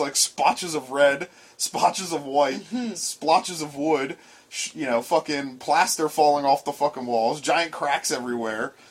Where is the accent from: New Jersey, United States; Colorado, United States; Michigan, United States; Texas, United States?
New Jersey, United States; Trenton; growing up around the Trenton area